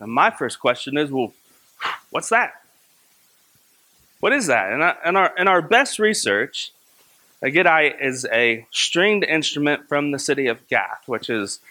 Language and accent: English; Kentucky, United States; my hometown in Kentucky